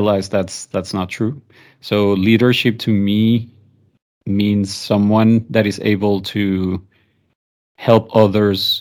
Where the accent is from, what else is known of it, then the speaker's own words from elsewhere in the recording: Venezuela; moved away as an adult; now in Spain; I'm originally from Venezuela, mixed parents. So my mom is Colombian, my dad is Italian